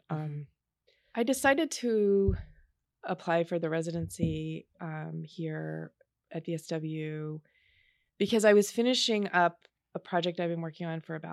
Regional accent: East Coast, United States; also born or lived in Shreveport, Louisiana; I was born in Shreveport, Louisiana. I grew up on the East Coast, but um, I still have a lot of family in Louisiana.

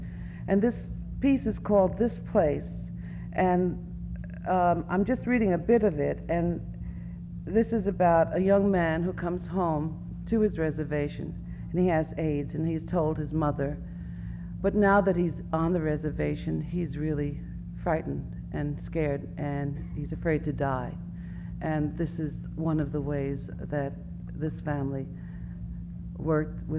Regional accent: New York City, New York, United States; I'm from Brooklyn. I grew up in Brooklyn. I'm a city Indian.

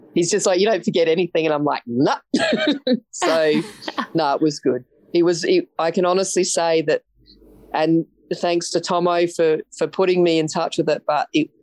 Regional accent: Northern Territory, Australia; I'm from the Northern Territory

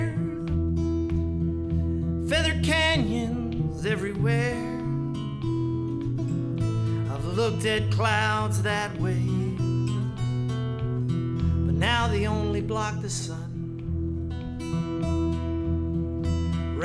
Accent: Scarborough, Ontario, Canada; also born or lived in Toronto; I grew up in Scarborough, Ontario, and I live in Toronto

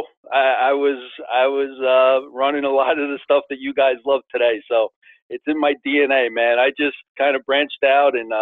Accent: Northern New Jersey, United States; moved away as an adult; also born or lived in Morgantown, West Virginia; I'm from New Jersey, Northern New Jersey. You know, born and raised

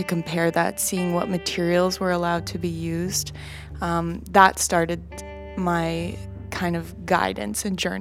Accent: Vancouver, British Columbia, Canada; I'm from Vancouver in Canada

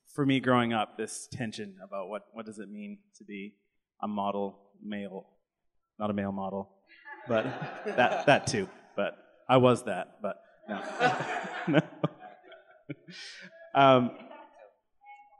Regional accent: Canada; growing up in Canada with an immigrant dad who came to Canada when he was 25 from India

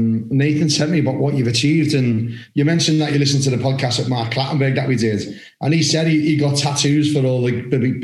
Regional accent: Liverpool, North West England, United Kingdom; I'm from Liverpool, the city of Liverpool.

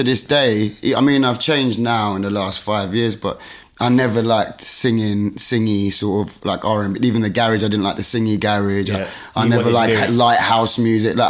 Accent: New Malden, London, United Kingdom; also born or lived in Chessington; I'm from a place called New Malden, like sort of southwest Greater London

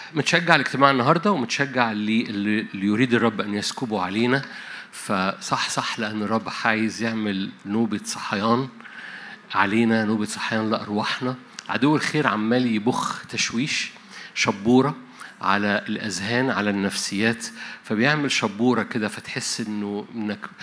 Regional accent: Egypt

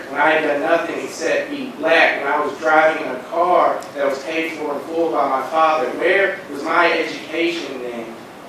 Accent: St. Louis, Missouri, United States; I am from St. Louis, Missouri, so I was a sophomore in high school when he passed away.

